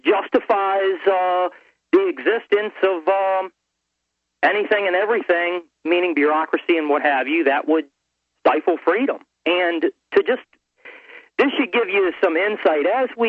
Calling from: Maryland, United States; I'm calling from Maryland.

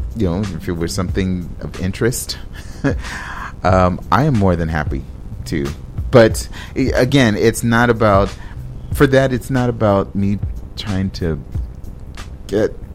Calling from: Minneapolis, Minnesota, United States; I'm calling from Minneapolis

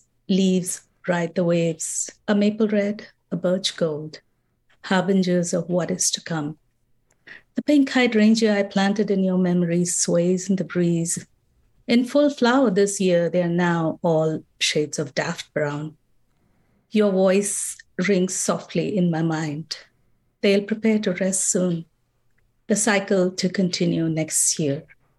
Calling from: Minnesota, United States; I'm calling from Minnesota.

